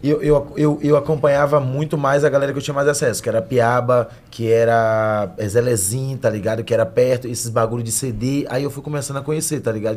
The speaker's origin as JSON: {"language": "Portuguese", "town": "Salvador", "region": "Bahia", "country": "Brazil", "tie": "born or raised there", "moved": "as an adult", "lives_now": "São Paulo, Brazil", "said": "de Brotas, né? Em Salvador"}